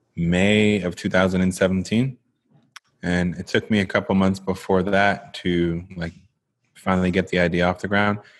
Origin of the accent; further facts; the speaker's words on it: Jamaica; moved away; I am a Jamaican-born, now entrepreneur